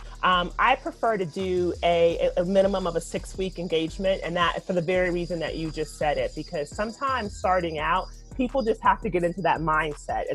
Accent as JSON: {"language": "English", "region": "Louisiana", "country": "United States", "said": "I'm from Louisiana"}